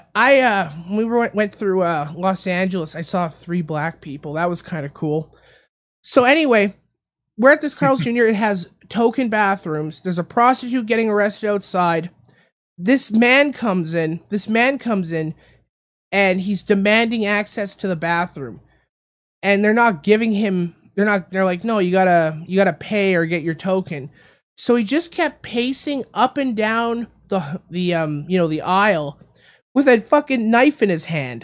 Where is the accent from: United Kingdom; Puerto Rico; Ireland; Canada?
Canada; moved away; my home country of Canada